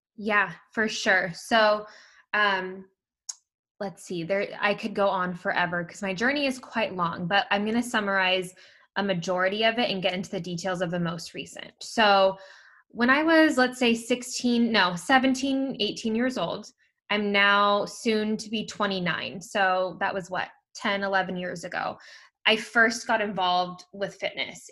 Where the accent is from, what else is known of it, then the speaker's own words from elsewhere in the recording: Bay Area, California, United States; I'm from the Bay Area, California.